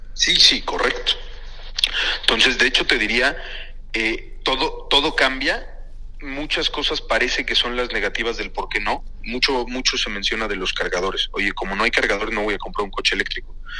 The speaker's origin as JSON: {"language": "Spanish", "country": "Mexico", "said": "como mexicano"}